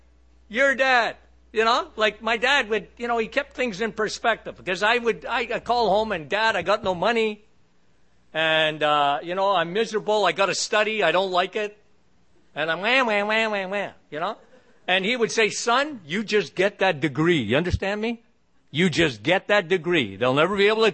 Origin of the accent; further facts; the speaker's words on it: Canada; I'm a Canadian. So Canada is a very, very liberal country